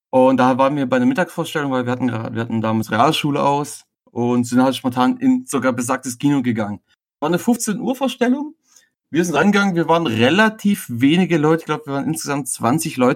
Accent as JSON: {"language": "German", "region": "Baden-Württemberg", "country": "Germany", "said": "ich komme aus der Nähe von Stuttgart"}